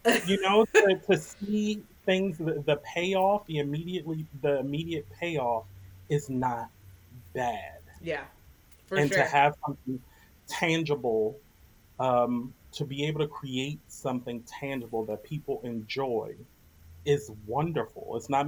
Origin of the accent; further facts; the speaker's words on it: Washington, District of Columbia, United States; Washington D.C., my hometown, around the corner from where I grew up